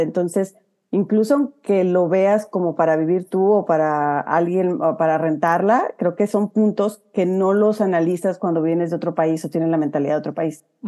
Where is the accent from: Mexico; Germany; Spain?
Mexico; Huasteca; accent: huasteco; moved away as an adult; now in United States; sigo con mi acento huasteco